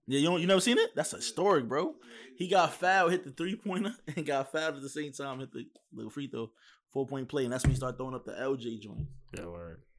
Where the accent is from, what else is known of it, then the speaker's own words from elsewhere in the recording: New York, United States; moved away; I'm from New York